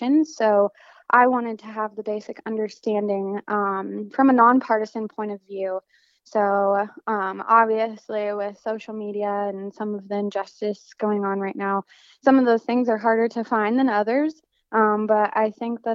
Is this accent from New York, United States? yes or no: no; Denver, Colorado, United States; moved away as an adult; now in Las Cruces, United States; I am from Denver, Colorado, and so I'm registered to vote in Colorado